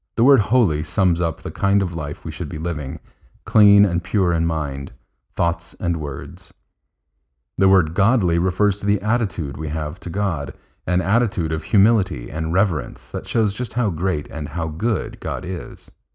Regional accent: United States; As an American

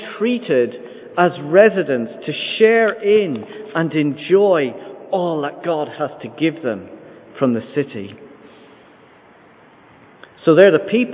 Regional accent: Ireland; also born or lived in London, United Kingdom; Lived there for the first 6 weeks of my life. And then my parents moved to Ireland. So I've been here 99.99% of my life

